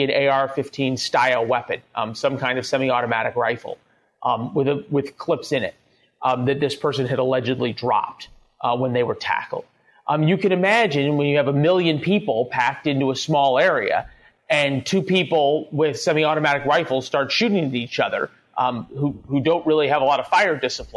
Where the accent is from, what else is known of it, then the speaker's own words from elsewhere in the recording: St. Louis, Missouri, United States; my hometown of St. Louis